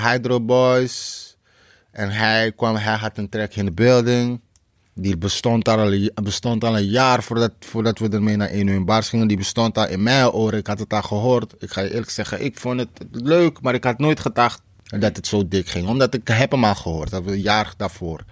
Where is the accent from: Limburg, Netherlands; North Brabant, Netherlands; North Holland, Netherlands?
North Holland, Netherlands; Amsterdam; Ik kom uit Krijnest.